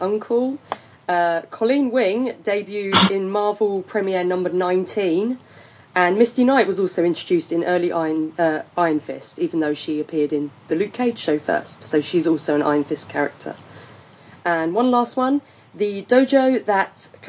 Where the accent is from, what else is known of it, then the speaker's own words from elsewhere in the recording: United Kingdom; I'm British